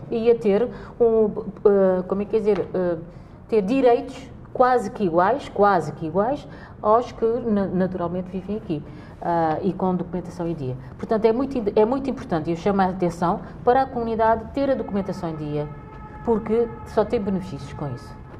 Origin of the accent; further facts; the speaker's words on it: Cape Verde; now in Portugal; somos cabo-verdianos